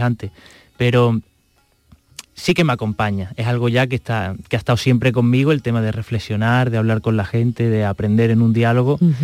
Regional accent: Extremadura, Spain; now in Andalusia, Spain; en todos estos años que he estado fuera de mi casa, porque yo soy de Extremadura, he estado aquí en Andalucía

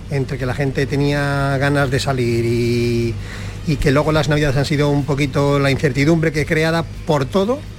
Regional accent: Valladolid, Castile and León, Spain; Yo soy todo puerto castellano, como buen, como buen vallesoletano.

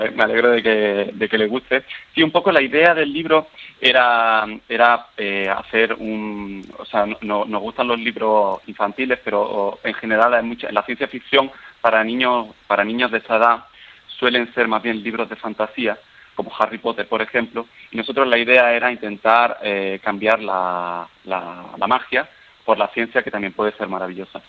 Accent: Seville, Andalusia, Spain; moved away as an adult; also born or lived in Paris, France; now in Vienna, Austria; yo soy de Sevilla, pero cuando eh, tenía 20 años me fui para, estudiar a París

